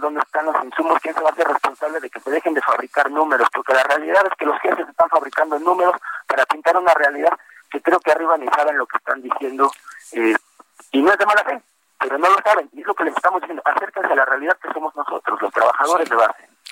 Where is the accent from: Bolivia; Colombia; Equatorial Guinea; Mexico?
Mexico; nací en la Gineco 4 del IMSS, fui a una guardería